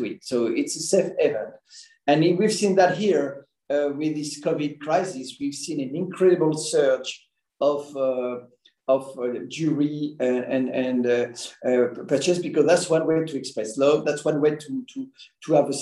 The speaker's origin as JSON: {"language": "English", "country": "France", "tie": "born or raised there", "also_born_or_lived": "Caribbean / Belgium / United States / United Kingdom", "moved": "as an adult", "said": "I was born and studied in France"}